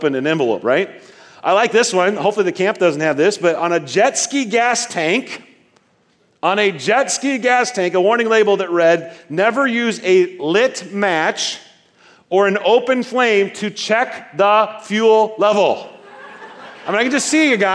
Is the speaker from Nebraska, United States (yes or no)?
yes; Nebraska, United States; I was born in Nebraska